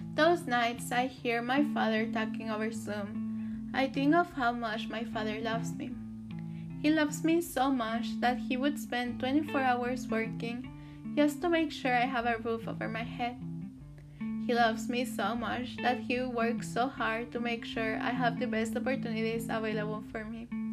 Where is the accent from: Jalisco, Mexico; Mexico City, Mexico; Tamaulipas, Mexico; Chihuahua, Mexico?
Chihuahua, Mexico; also born or lived in Texas; now in United States; I was born in Texas but raised in Chihuahua, Mexico.